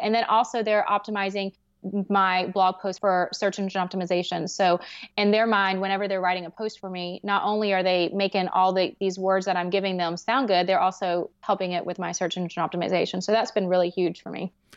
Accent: the South, United States; I'm from the South

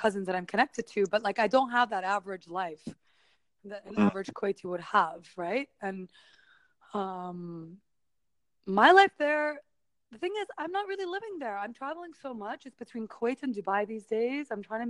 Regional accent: United States; born there; I don't speak Arabic properly, but it's also, because I was born in the States.

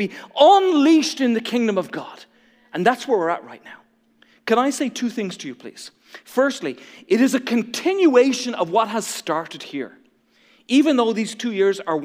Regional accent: Ireland; moved away; I feel like a traitor to my own home country. I feel like I'm supposed to love golf and be good at golf because I'm from Ireland

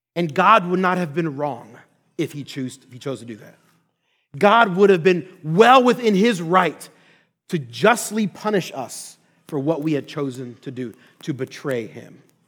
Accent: Philadelphia, Pennsylvania, United States; also born or lived in Orlando, Florida; now in Twin Cities, United States; I'm originally born and raised in Philadelphia, Pennsylvania

